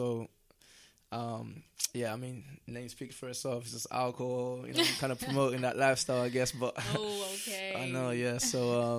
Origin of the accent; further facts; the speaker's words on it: Southampton, South East England, United Kingdom; now in Guildford, United Kingdom; because we're from South, where Southampton is like a little, it's like a little IB, it's like a little IB for in it, where it's like you got all the clubs in one place type thing.